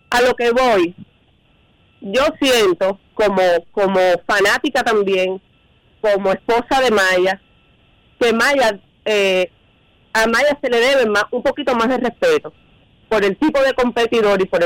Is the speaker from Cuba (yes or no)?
yes; Cuba; yo soy cubano también